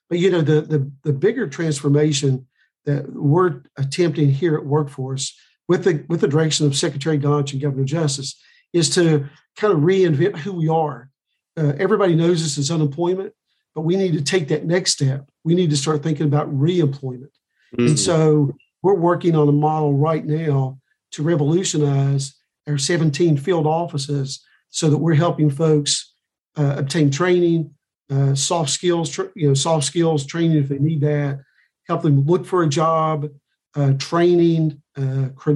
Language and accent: English; Logan County, West Virginia, United States; I grew up in Logan County, lived in Buffalo Creek prior to the 1972 flood